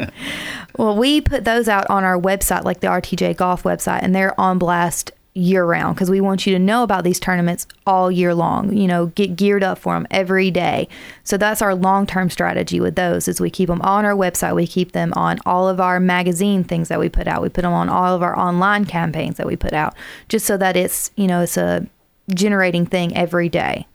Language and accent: English; South Alabama, United States; now in Huntsville, United States; I'm originally from South Alabama